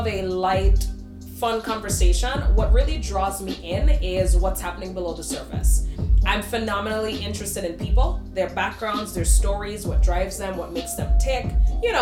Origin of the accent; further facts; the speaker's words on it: St. Kitts & Nevis; moved away as an adult; now in New York, United States; I was born and raised in the Eastern Caribbean, St. Kitts and Nevis, to be exact